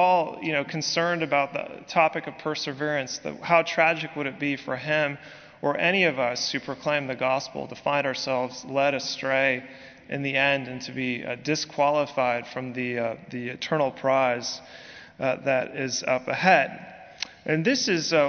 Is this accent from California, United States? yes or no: yes; San Francisco Bay Area, California, United States; moved away as an adult; now in Birmingham, United States; I come from California, specifically the San Francisco Bay Area